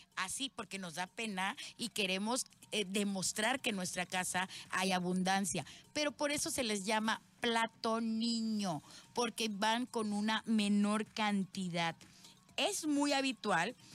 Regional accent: Veracruz, Mexico; soy jarocha 100%

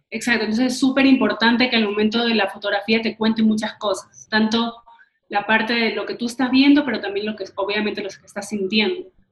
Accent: Ecuador; cuando salimos de Ecuador, ya sentíamos que ya no estás en tu casa, ya no estás como que en tu, como que en tu tierra

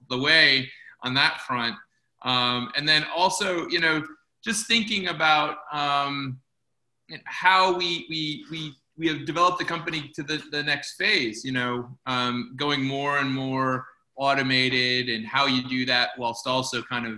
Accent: Chicago, Illinois, United States; moved away; my hometown of Chicago

